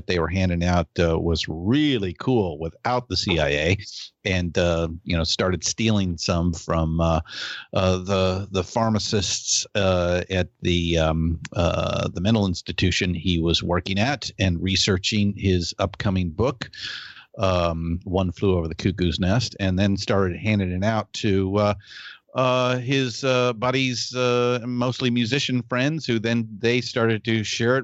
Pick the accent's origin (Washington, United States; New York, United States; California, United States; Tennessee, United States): California, United States; both Shelly and I are born and raised in California